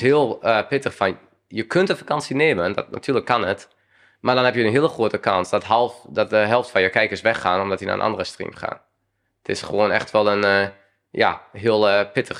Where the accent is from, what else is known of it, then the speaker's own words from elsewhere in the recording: Twente, Overijssel, Netherlands; ik kom uit Twente. Dan speelde ik daar in ja, selectie-elftal